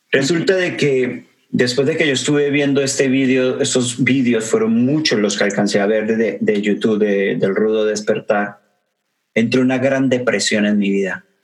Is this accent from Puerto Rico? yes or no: no; Mexico; para la gente de, México, de mi tierra